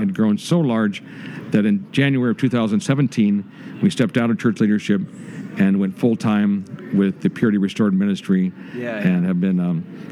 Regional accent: Cooksville, Illinois, United States; Cooksville, Illinois

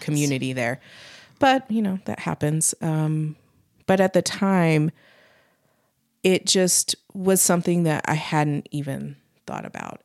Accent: Utah, United States; also born or lived in Pittsburgh; growing up in Utah

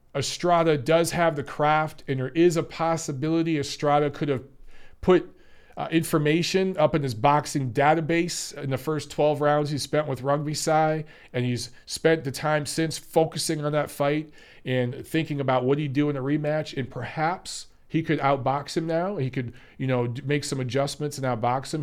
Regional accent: Detroit, Michigan, United States; I grew up in Detroit

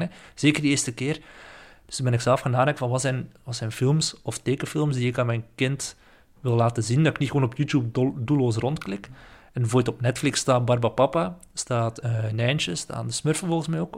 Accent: West Flanders, Belgium; moved away as an adult; now in Ghent, Belgium; ik kom uit West-Vlaanderen

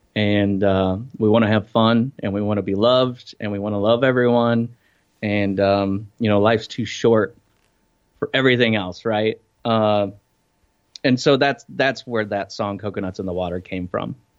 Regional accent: Iowa, United States; moved away as an adult; also born or lived in Denver; now in Fort Lauderdale, United States; I grew up in Iowa

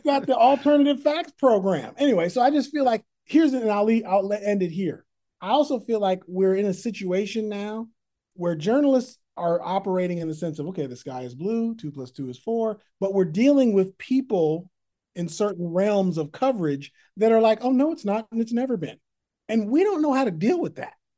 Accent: Berkeley, California, United States; born or raised there; also born or lived in San Francisco, California; now in Oakland, United States

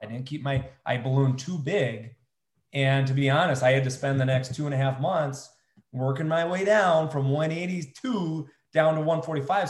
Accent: United States

